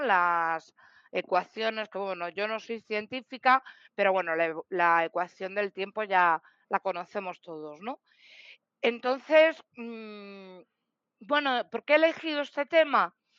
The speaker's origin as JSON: {"language": "Spanish", "town": "Madrid", "region": "Community of Madrid", "country": "Spain", "said": "soy de Madrid"}